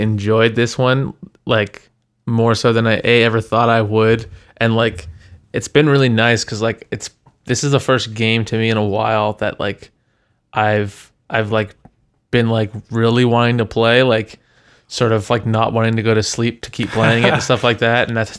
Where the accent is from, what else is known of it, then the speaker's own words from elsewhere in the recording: Toronto, Ontario, Canada; like I was from Toronto.